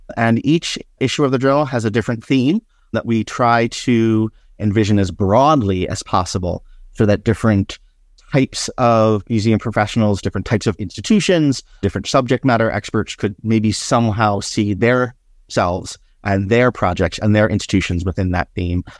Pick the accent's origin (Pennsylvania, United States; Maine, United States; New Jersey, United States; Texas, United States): Pennsylvania, United States; Philadelphia; since when I was a child growing up in Philadelphia